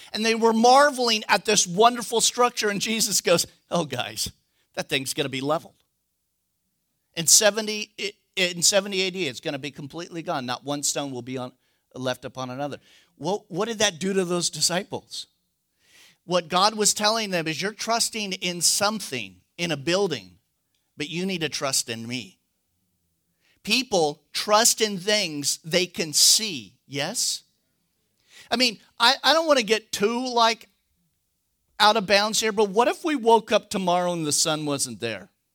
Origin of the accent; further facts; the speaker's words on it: California, United States; moved away; I'm from California